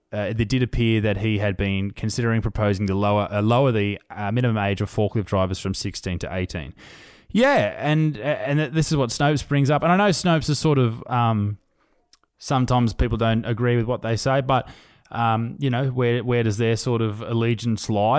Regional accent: Australia; We are we are Australian

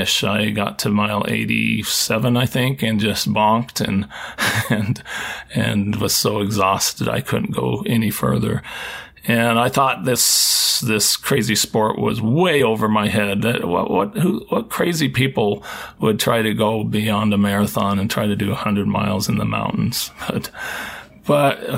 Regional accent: Seattle, Washington, United States; I grew up in the Seattle area

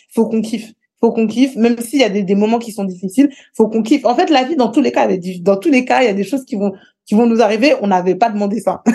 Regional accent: Écouen, Île-de-France, France; J'ai grandi euh, à Écouen, près d'une ville qui s'appelle Sarcelles.

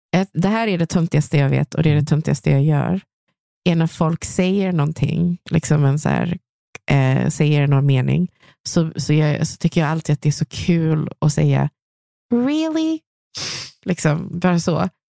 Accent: Gothenburg, Västra Götaland, Sweden; accent: göteborgska; jag har fortfarande min göteborgska

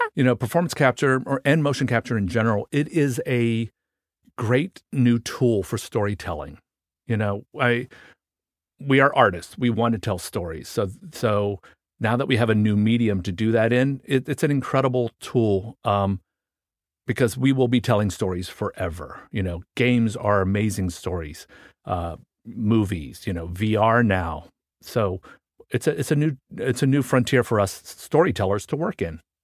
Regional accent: Washington, District of Columbia, United States; I grew up in Washington, D C

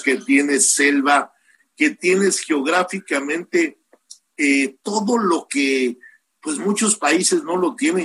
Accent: Mexico; Yo soy orgullosamente mexicano

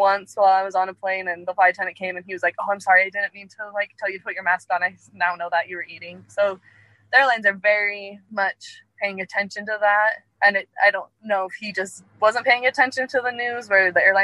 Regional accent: Utah, United States; I am from Utah.

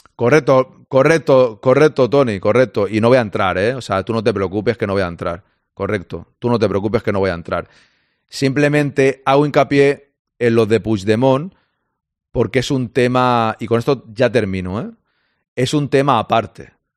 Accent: Catalonia, Spain; yo como catalán

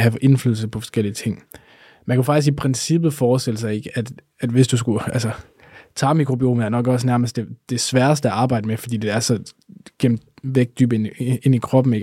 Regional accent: Denmark; vi danskere

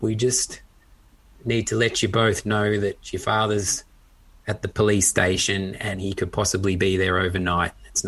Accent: Australia; having grown up in Australia and sort of at school being teased for being a Pom, even though I'd grown up in Australia

